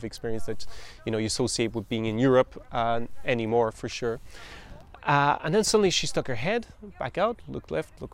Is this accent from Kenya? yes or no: no; Ireland; I'm really Irish